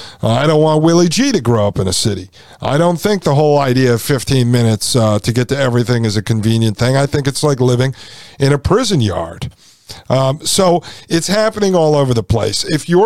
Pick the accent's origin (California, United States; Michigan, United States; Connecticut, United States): Connecticut, United States; outside of New Haven; I grew up outside of New Haven, Connecticut.